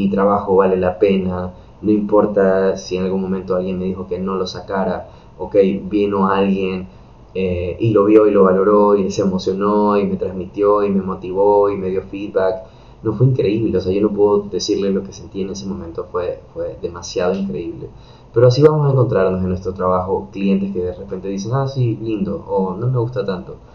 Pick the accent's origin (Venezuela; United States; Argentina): United States; yo crecí y estudié en Estados Unidos, en parte de mi escuela y high school.